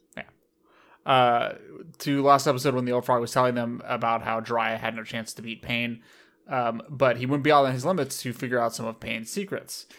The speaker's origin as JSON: {"language": "English", "country": "United States", "tie": "born or raised there", "said": "I was raised in America"}